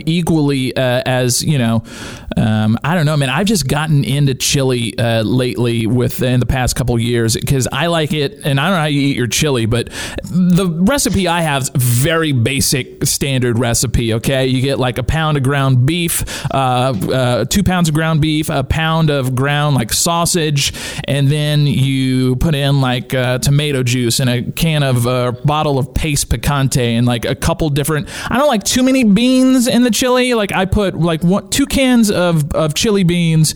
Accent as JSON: {"language": "English", "region": "Louisiana", "country": "United States", "tie": "born or raised there", "said": "growing up in Louisiana with my family"}